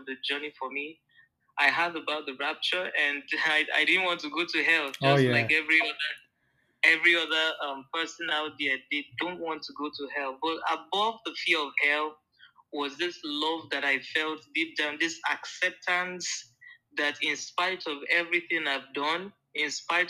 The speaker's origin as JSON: {"language": "English", "town": "Abuja", "region": "Federal Capital Territory", "country": "Nigeria", "tie": "born or raised there", "also_born_or_lived": "Kogi State", "said": "I came to Abuja, and I grew up in Abuja, though I was born in Kogi State, but I grew up in Nigeria, in Abuja"}